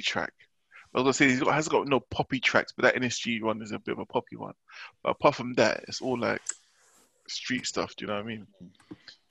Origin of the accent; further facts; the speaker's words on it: London, United Kingdom; the area that I grew up